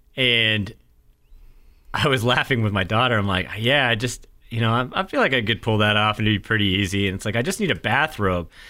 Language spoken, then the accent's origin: English; New Hampshire, United States; now in North Carolina, United States; super small town where I grew up in New Hampshire